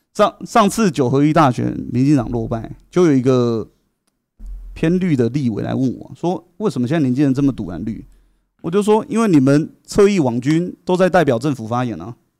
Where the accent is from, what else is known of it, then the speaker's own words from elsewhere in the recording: Taiwan; 我们台湾人